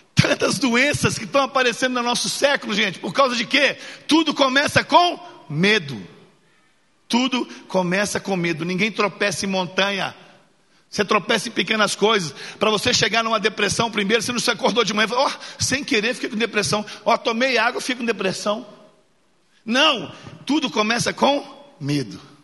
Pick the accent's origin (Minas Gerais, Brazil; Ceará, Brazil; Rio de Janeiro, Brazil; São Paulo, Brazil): Minas Gerais, Brazil; Belo Horizonte; sou nascido e criado em Belo Horizonte